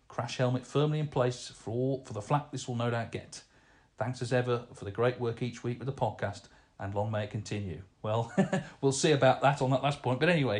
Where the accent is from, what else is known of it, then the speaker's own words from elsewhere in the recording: Portsmouth, South East England, United Kingdom; I'm also a big football fan, being born and bred in Portsmouth. They are my team.